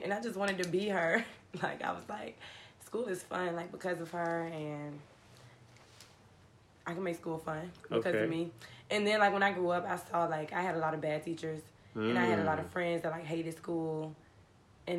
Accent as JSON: {"language": "English", "town": "Richmond", "region": "Virginia", "country": "United States", "tie": "born or raised there", "said": "I grew up in Richmond. So, I went to Richmond Public Schools"}